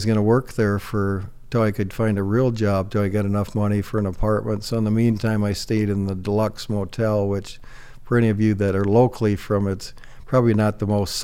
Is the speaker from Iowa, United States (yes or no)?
yes; Northwest Iowa, United States; moved away as an adult; now in Sioux Falls, United States; I grew up in Northwest Iowa. It was a fabulous childhood. I grew up on a farm